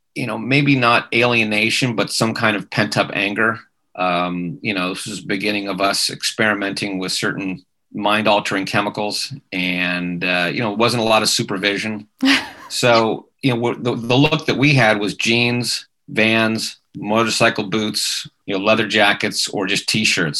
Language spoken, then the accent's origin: English; Manhattan Beach, California, United States; I grew up in Manhattan Beach, and uh, my parents were very much into music